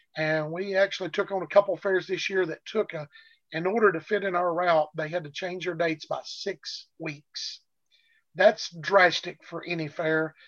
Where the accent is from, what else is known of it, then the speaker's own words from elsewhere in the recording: Arkansas, United States; with the Arkansas being my home state